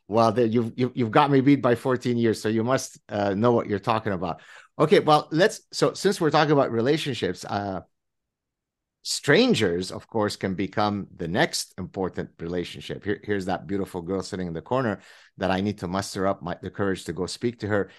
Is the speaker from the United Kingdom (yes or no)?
no; French Canada, Canada; I come from French Canada